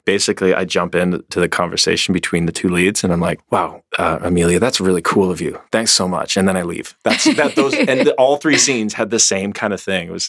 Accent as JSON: {"language": "English", "country": "Canada", "said": "But I'm Canadian."}